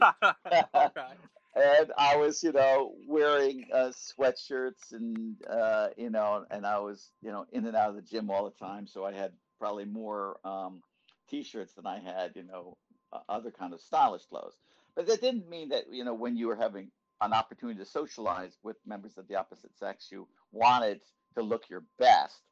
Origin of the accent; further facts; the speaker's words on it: Norwalk, Connecticut, United States; I grew up in uh, Norwalk, Connecticut, uh, which is in the kind of suburban uh, ring near New York City